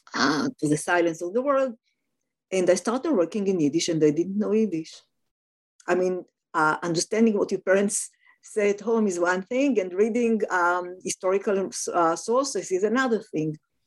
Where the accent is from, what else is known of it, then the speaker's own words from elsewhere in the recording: Tel Aviv, Tel Aviv District, Israel; So I was born and raised in Tel Aviv, in Israel, in Tel Aviv, the first Hebrew city. My parents were from Eastern Europe.